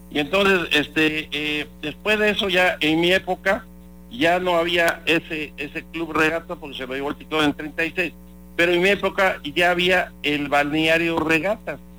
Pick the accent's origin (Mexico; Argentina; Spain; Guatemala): Mexico; Veracruz; born there; pues yo nací en Veracruz, en Jicotenca, en la calle Jicotenca, ¿verdad? A una cuadra de la, a una cuadra de la playa